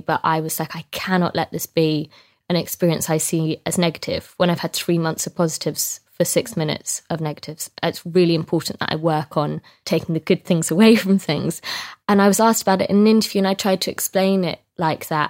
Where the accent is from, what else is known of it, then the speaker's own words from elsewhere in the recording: Scotland, United Kingdom; I'm Scottish